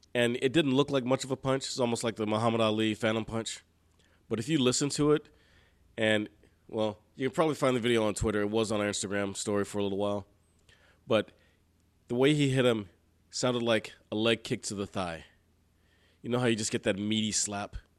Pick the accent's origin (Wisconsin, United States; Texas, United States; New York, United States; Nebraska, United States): Texas, United States; Houston; I'm from Houston